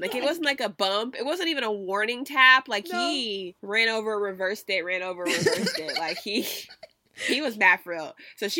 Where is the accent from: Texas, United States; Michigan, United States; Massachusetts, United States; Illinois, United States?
Texas, United States; I'm from Texas. My family lives in the country.